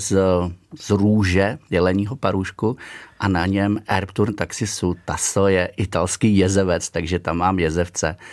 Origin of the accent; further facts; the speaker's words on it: Bobnice, Central Bohemian Region, Czechia; also born or lived in Nymburk / Mcely / Loučeň; Narodil jsem se tedy samozřejmě v Nymburce, ale jinak hnedka po narození jsem s rodiči bydlel v nedalekých Mcelích, kde je druhý tuntaxický zámeček a potom, potom chvilku na loučení, ale opravdu jenom jako malý. No a pak už dál celý život bydlím na dohled zámku, nedalekých Bobnicích